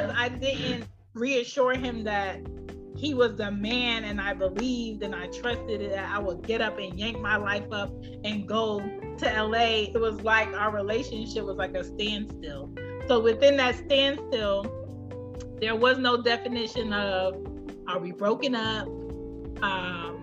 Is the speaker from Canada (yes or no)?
no; Jamaica; me being Jamaican